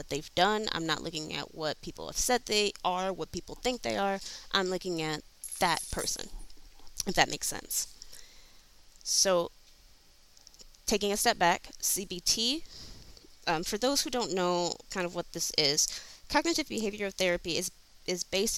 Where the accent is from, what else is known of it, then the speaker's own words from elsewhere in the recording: Flint, Michigan, United States; For me, I grew up in Flint, Michigan